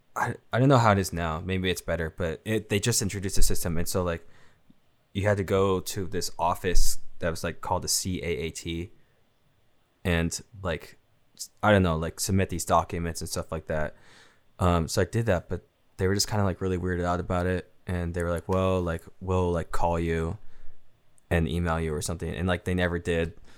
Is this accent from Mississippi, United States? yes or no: no; Seattle, Washington, United States; I'm from Seattle